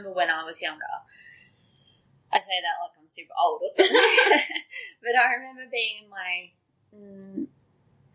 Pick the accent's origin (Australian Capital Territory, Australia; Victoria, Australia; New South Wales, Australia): New South Wales, Australia; Coffs Harbour; we grew up in Coffs Harbour